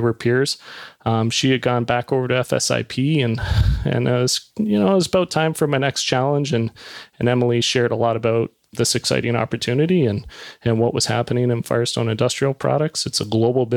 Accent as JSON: {"language": "English", "town": "Niagara Falls", "region": "Ontario", "country": "Canada", "tie": "born or raised there", "also_born_or_lived": "Toronto", "moved": "yes", "said": "I grew up in Niagara Falls, Ontario."}